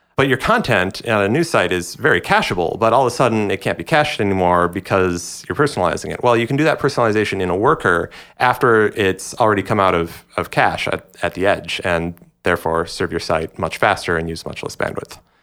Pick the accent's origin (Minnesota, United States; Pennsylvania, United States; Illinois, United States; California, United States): Minnesota, United States; Minneapolis; moved away; my hometown of Minneapolis